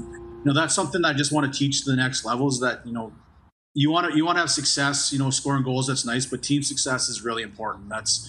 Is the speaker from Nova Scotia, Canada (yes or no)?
no; Calgary, Alberta, Canada; now in Edmonton, Canada; I'm actually from Calgary. My parents live there.